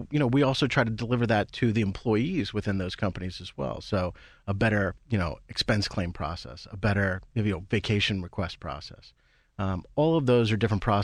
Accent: Mount Pleasant, Pennsylvania, United States; now in New Kensington, United States; I'm originally from Mount Pleasant

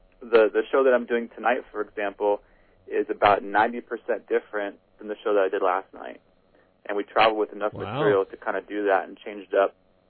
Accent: Midwest, United States; And so for a Midwest kid, that was, you know, that was huge, kind of get the exposure.

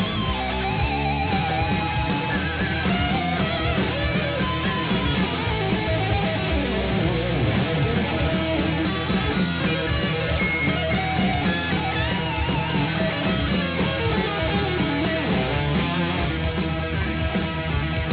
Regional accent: New York, United States; the great state of New York, my home state

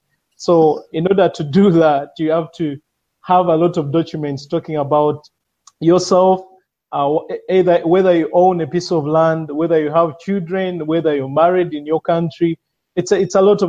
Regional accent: Uganda; I'm a VoIP engineer. I've been in VoIP for over 6 years now. I'm from Uganda

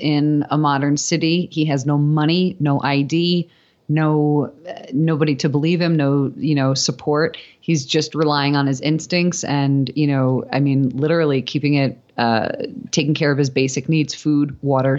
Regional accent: New York City, New York, United States; moved away as an adult; also born or lived in Manhattan; now in Los Angeles, United States; I'm from New York originally, born and raised in Staten Island, and I went to school in Manhattan.

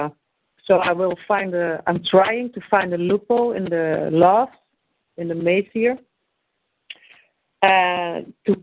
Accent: Netherlands; I'm from Holland

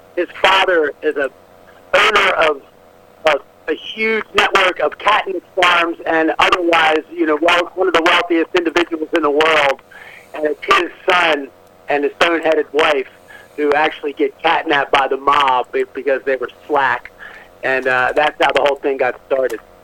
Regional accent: New Orleans, Louisiana, United States; now in Atlanta, United States; I grew up in New Orleans, near Annapolis. I am living in Atlanta, where I've been since 1988, almost 30 years.

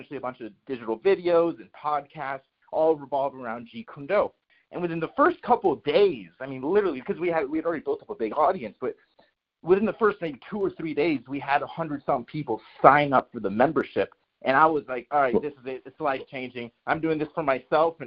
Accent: Miami, Florida, United States; moved away as an adult; also born or lived in Jacksonville, Florida; I'm originally from Miami, Florida

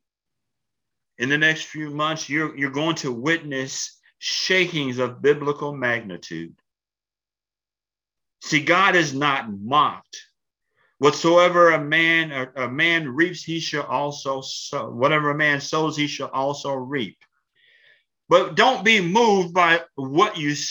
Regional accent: Columbia, Tennessee, United States; I'm from Columbia, Tennessee. I grew up in Columbia, Tennessee as the son of a pastor

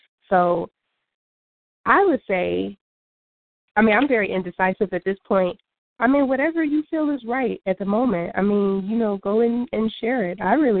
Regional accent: Chicago, Illinois, United States; moved away as an adult; now in Indiana, United States; I was born and raised in Chicago, went to school in Chicago and everything.

